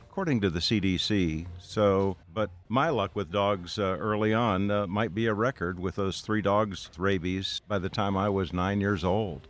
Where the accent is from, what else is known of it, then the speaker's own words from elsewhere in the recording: Minnesota, United States; a bunch of other kids from my hometown in Minnesota